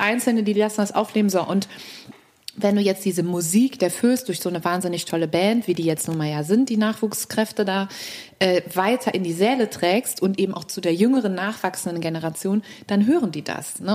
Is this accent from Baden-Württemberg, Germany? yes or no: no; Cologne, North Rhine-Westphalia, Germany; ich bin in der Südstadt groß geworden